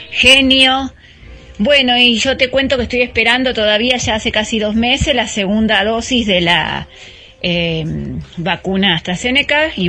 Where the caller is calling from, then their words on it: Mar del Plata, Buenos Aires Province, Argentina; Hola Gaby … de Mar del Plata.